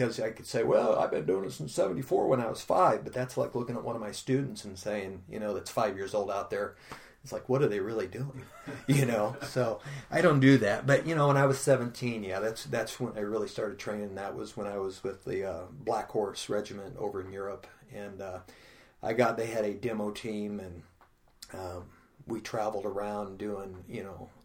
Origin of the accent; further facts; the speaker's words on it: Pekin, Illinois, United States; We grew up poor in the South End.